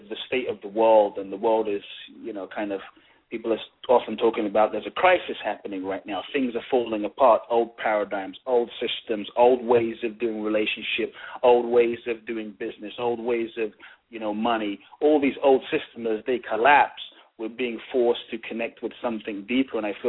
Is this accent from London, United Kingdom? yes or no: yes; London, United Kingdom; born or raised there; also born or lived in Ghana